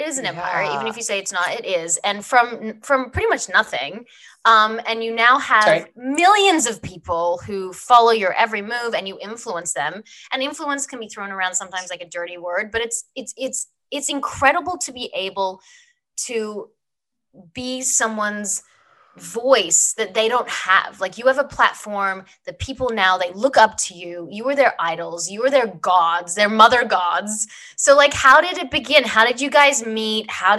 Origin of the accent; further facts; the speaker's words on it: Australia; moved away as an adult; now in United States; Very small story is I was on Young and the Restless, came over from Australia, came to the States, didn't have a green card, didn't have anything.